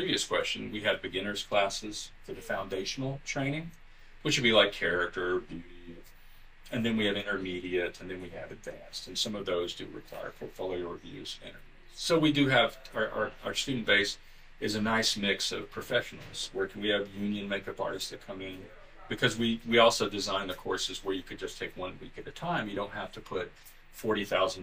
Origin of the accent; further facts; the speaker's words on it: Alabama, United States; also born or lived in Florida; now in Los Angeles, United States; I grew up in Alabama, so there was nobody around.